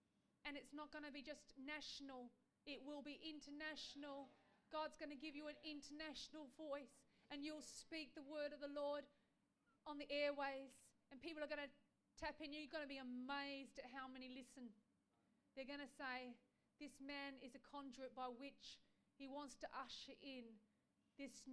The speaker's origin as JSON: {"language": "English", "country": "Australia", "said": "we as Aussies"}